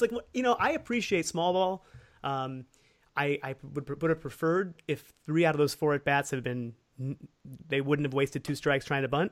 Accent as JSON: {"language": "English", "town": "Cleveland", "region": "Ohio", "country": "United States", "tie": "born or raised there"}